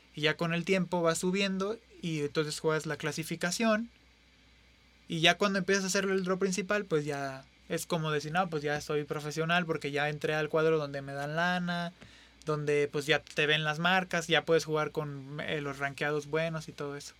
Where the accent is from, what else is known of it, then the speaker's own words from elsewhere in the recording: San Luis Potosí, Mexico; somos tres potosinos